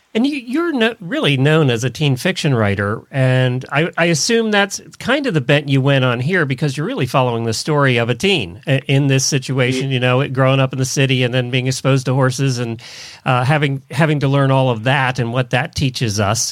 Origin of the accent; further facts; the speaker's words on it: Intercourse, Pennsylvania, United States; moved away; You knew I grew up in Lancaster County, Pennsylvania. Well, we lived right out of Intercourse, Pennsylvania.